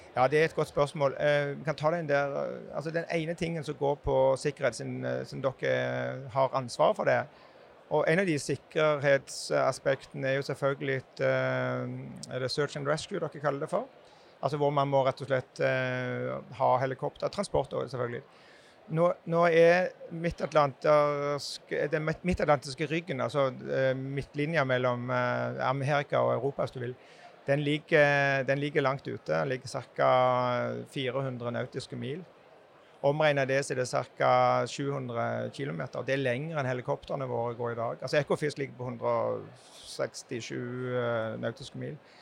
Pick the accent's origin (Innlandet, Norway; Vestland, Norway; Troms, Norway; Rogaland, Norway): Rogaland, Norway; Jæren; jeg kommer jo fra Jæren sjøl